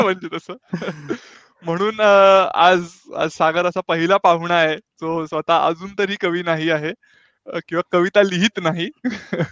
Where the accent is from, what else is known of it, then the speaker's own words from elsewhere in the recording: Pune, Maharashtra, India; also born or lived in Belgaum; now in Stuttgart, Germany; तसा मी जन्म बेळगावचा मूळचा पुण्याचा